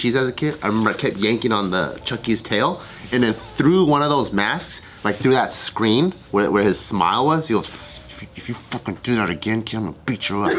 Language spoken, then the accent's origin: English; Taiwan; born there; So when I go to like I was born in Taiwan, right? And every time I go to Taiwan in the summer, I feel like I'm gonna die without AC.